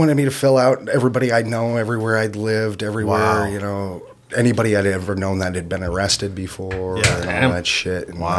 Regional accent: Homestead, Florida, United States; And I grew up in South Florida in the Everglades.

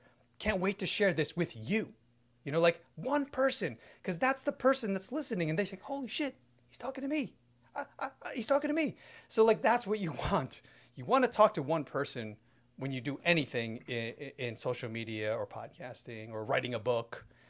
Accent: New York, United States; I'm not from here. You know, like, how do you, why are you blanket stating, right? I'm from New York. I came to Minnesota just for you

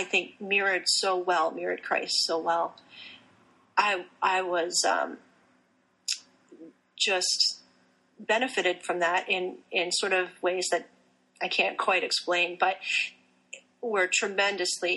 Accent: Pennsylvania, United States; also born or lived in Puerto Rico; I was raised in Pennsylvania

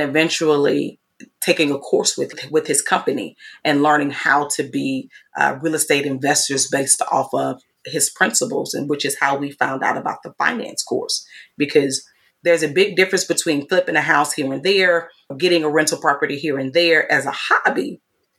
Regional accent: Mississippi, United States; moved away; I'm from Mississippi

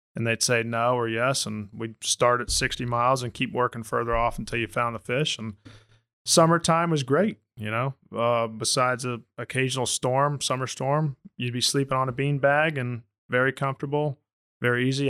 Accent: Orlando, Florida, United States; I grew up in Orlando, and I'm a Florida Rays guy

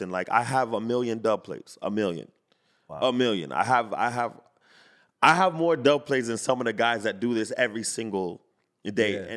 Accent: Jamaica; I'm Jamaican, but mm-hmm. I'll say

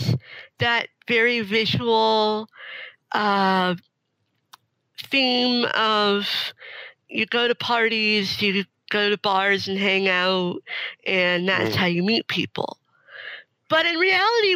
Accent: Canada; moved away as an adult; now in Seattle, United States; I was living in Canada. I was born in Canada.

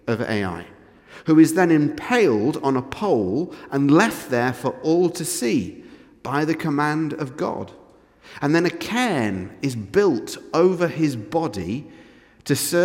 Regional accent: England, United Kingdom; I'm English

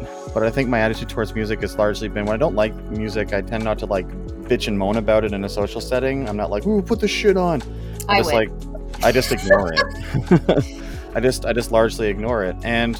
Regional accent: Elmont, New York, United States; I grew up in Elmont doesn't mean I'm from there.

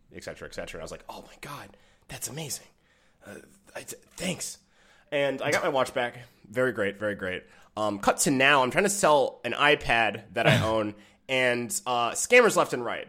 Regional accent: Michigan, United States; I'm from Michigan

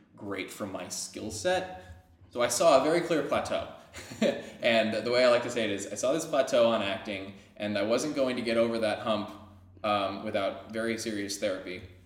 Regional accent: Caldwell, New Jersey, United States; I grew up in a place called Caldwell. It's uh, it's in Essex County

